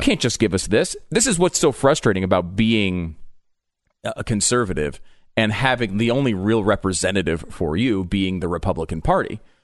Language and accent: English; New York, United States; also born or lived in Connecticut; I was born in New York. Um, I grew up, uh, partially in New York, partially in Connecticut